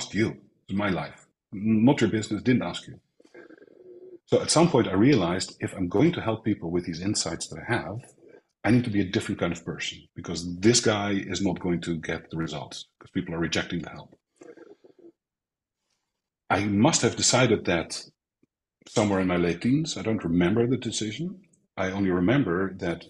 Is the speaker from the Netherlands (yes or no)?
yes; Netherlands; moved away as an adult; now in Spain; I grew up in Holland. I was born in the center of Holland